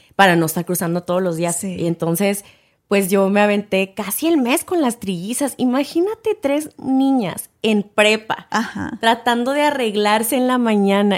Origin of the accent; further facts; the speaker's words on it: Ciudad Juárez, Chihuahua, Mexico; also born or lived in El Paso, Texas; now in United States; yo nací en El Paso, Texas, pero crecí en Ciudad Juárez, Chihuahua, porque eh, mi familia pues vivía allá